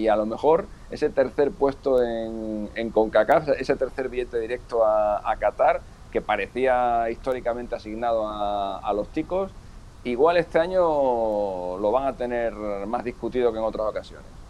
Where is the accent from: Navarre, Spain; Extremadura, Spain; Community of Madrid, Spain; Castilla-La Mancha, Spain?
Extremadura, Spain; Badajoz; yo que soy de Badajoz vivo a seis minutos de Portugal